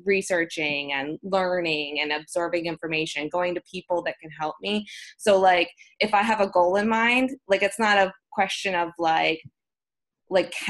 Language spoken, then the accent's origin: English; United States; as an American woman